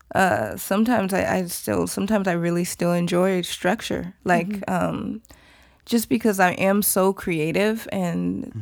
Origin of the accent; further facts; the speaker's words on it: Atlanta, Georgia, United States; I'm Nigerian American, so I'm first generation, but I was born in Atlanta, and so my family growing up were traditional